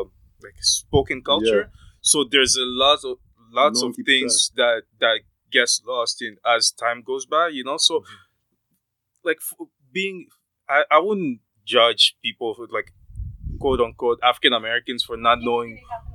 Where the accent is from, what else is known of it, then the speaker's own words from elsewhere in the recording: Canada; like myself, I'm a Canadian, you know, like I'm a Canadian.